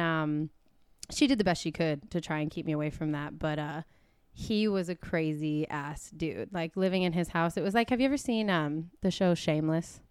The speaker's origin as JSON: {"language": "English", "town": "Atlanta", "region": "Georgia", "country": "United States", "tie": "born or raised there", "also_born_or_lived": "Portland, Oregon", "moved": "as an adult", "said": "we grew up in East Atlanta"}